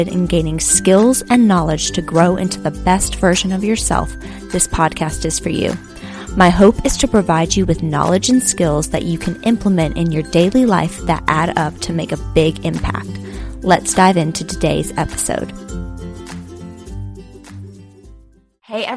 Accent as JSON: {"language": "English", "town": "Worcester", "region": "Massachusetts", "country": "United States", "tie": "born or raised there", "also_born_or_lived": "Tennessee", "said": "the city I grew up in Worcester, Massachusetts."}